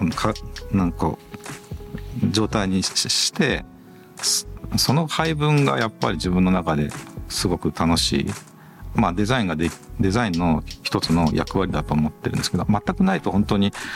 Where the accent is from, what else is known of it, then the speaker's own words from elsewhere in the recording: Agui, Aichi, Japan; moved away; 2号店は愛知県の阿久比町という自分のふるさとに今作ってる最中です。